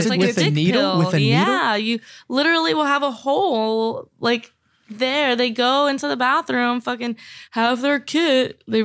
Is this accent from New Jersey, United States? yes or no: no; Miami, Florida, United States; I'm actually from Miami, so I'm from Plastic Surgery City.